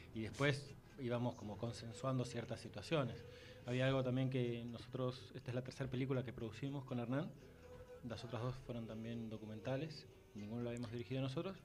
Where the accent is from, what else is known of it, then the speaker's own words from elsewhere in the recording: Buenos Aires, Argentina; now in Tucumán, Argentina; siendo porteño, viviendo en Tucumán